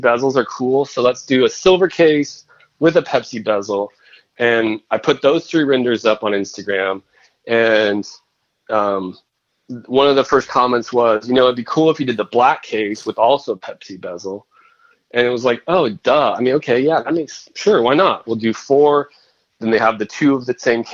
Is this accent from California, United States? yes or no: yes; Northern California, United States; also born or lived in Boston; I'm from California, Northern California